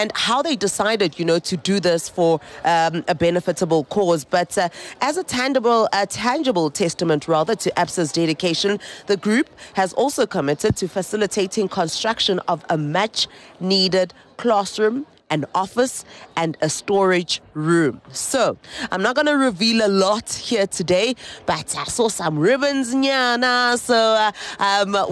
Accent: Soweto, Gauteng, South Africa; we are broadcasting live from Soweto, which is Ikaslami

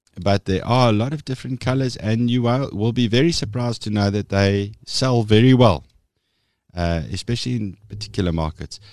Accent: Meyerton, Gauteng, South Africa; So I was born and bred in Meierton, which, for those of you who don't know, it's a little dorpy, uh, sort of eh, nestled between, eh, Vereniging en Alberton in Gauteng

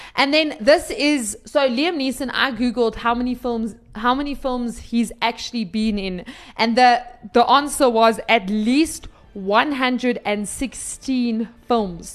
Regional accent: South Africa; we're South African

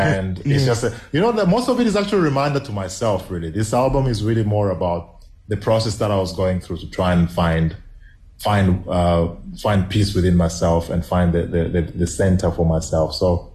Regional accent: DR Congo; first language Swahili; English is a second language; Okay, so Yote is in Kiswahili. I'm Swahili speaking from South Congo.

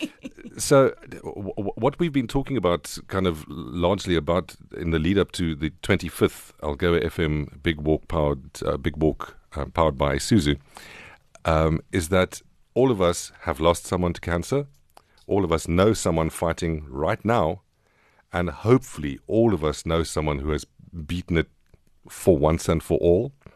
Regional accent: Queenstown, Eastern Cape, South Africa; I was born in the Frontier Hospital in Queenstown

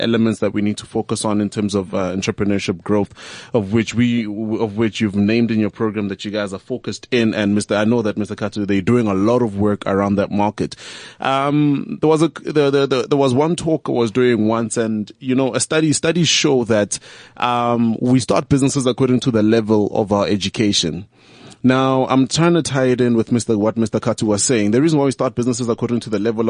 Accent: Tembisa, Gauteng, South Africa; I'm from Tembisa. My company has been there now for the past 10 years, been running from Tembisa

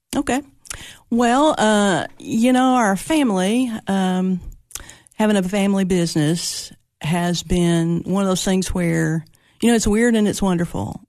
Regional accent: Monterey, Tennessee, United States; also born or lived in Cookeville, Tennessee; I was born in Monterey, Tennessee

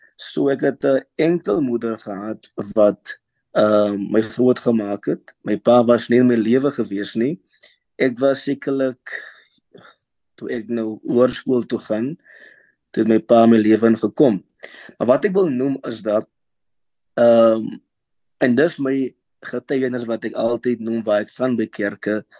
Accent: Worcester, Western Cape, South Africa; Ek is gebore in Woester

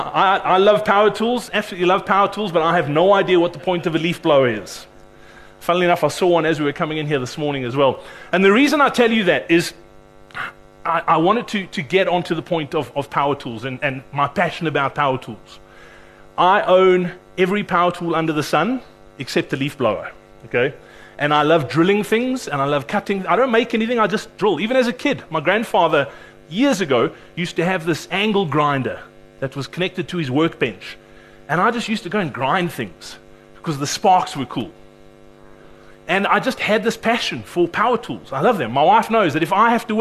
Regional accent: Cape Town, Western Cape, South Africa; I'm actually from Cape Town

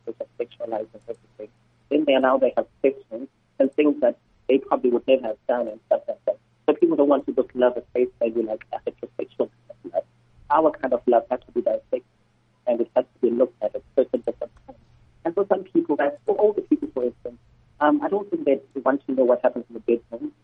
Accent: Eastern Cape, South Africa; I'm there from the Eastern Cape

